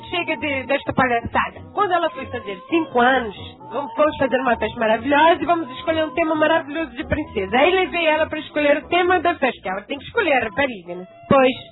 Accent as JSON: {"language": "Portuguese", "region": "Rio de Janeiro", "country": "Brazil", "tie": "born or raised there", "said": "a gente ser pequenininha morar no Rio de Janeiro"}